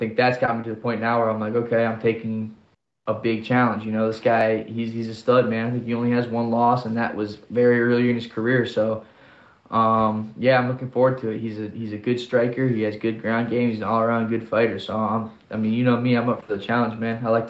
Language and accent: English; Canton, Ohio, United States; this is my hometown